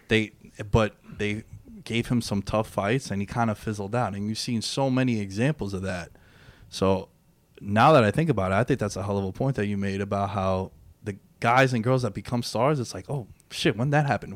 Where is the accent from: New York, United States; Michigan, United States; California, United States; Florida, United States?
New York, United States; New York City; I grew up in Queens. I still live in New York.